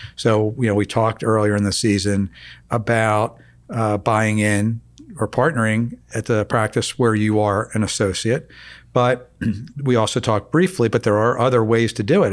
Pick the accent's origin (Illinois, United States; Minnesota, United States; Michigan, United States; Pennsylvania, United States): Pennsylvania, United States; Philadelphia; growing up in Philadelphia in the, oh, I guess, you know, mid, late seventies, early eighties